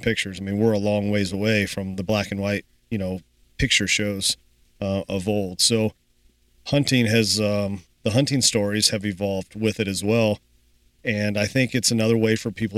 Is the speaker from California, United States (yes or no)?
no; Kentucky, United States; now in Iowa, United States; growing up in Kentucky